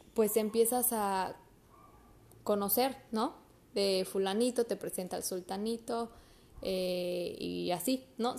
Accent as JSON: {"language": "Spanish", "country": "Mexico", "said": "como buenos mexicanos"}